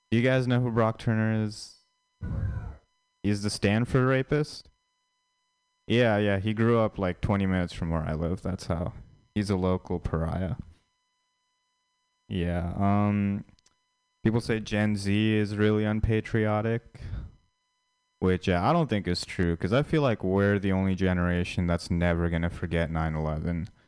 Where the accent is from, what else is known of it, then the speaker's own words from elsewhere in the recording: India; yeah, I'm Indian, but I feel like I feel like Indian people they aren't seen as like traditionally attractive